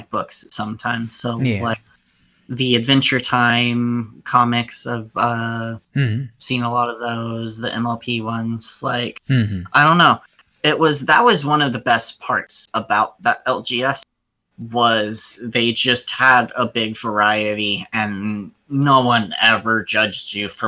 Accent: Arizona, United States; moved away; also born or lived in Flagstaff, Arizona; when I was in Flagstaff, I was originally from Arizona

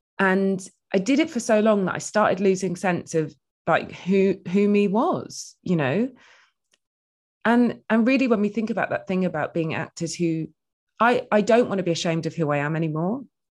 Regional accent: England, United Kingdom; I was like, oh, I'm from the Midlands. And it just didn't seem like a thing that they got.

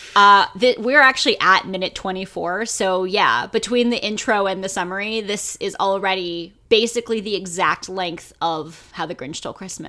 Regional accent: United States; I only have this experience as an American

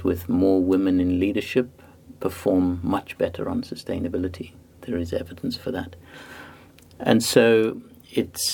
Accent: Zimbabwe; also born or lived in South Africa / Cambridge, United Kingdom; now in Antwerp, Belgium; And I was born in Africa, in Zimbabwe. I grew up there, and then South Africa.

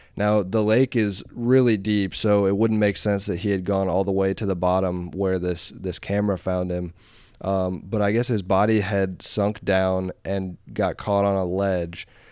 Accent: Columbus, Indiana, United States; I'm from Columbus

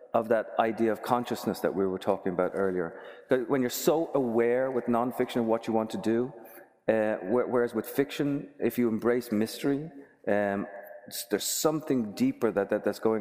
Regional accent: Dublin, Leinster, Ireland; now in United States; I was growing up in Dublin

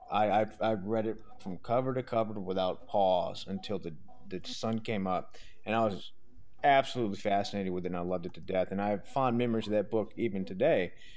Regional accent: Southern Louisiana, United States; I'm from Southern Louisiana

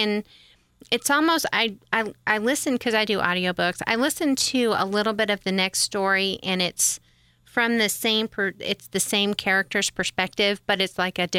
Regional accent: Great Lakes, United States; I grew up around the Great Lakes, so...

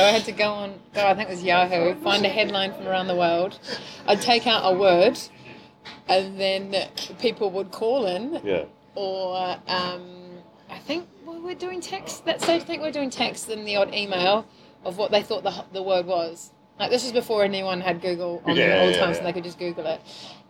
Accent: New Zealand; accent: weird; I'm from New Zealand, obviously, originally, and my accent's very weird.

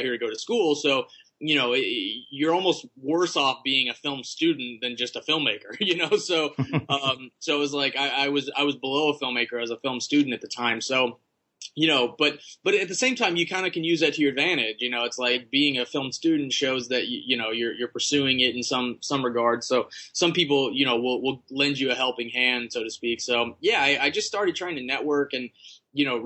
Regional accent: Russellville, Arkansas, United States; moved away as an adult; now in Los Angeles, United States; I'm originally from Russellville, Arkansas, which is, really small town, in between like Fayetteville and Little Rock

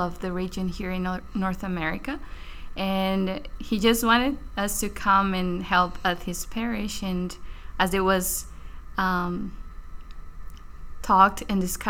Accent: Brazil; moved away as an adult; now in Baltimore, United States; I'm from Brazil

